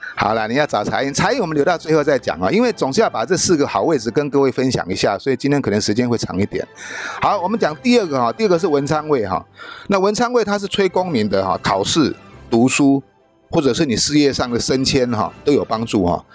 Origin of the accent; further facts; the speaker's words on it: Taiwan; 就差不多我们台湾人一般人住的一个大房间而已哈